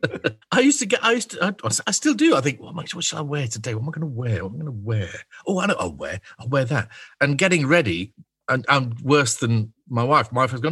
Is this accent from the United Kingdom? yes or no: yes; Scottish Borders, Scotland, United Kingdom; I was born in the Scottish Borders, in the middle of nowhere.